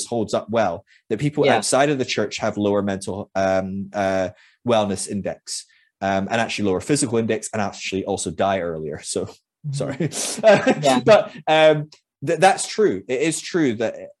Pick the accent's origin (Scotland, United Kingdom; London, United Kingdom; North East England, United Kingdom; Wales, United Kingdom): Scotland, United Kingdom; moved away; I'm Scottish